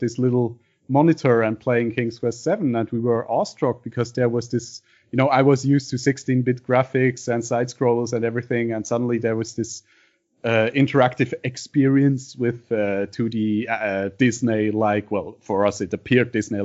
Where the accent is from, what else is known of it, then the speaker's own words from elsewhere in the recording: Basel, Basel-Stadt, Switzerland; English is a second language; I'm from Basel, Switzerland.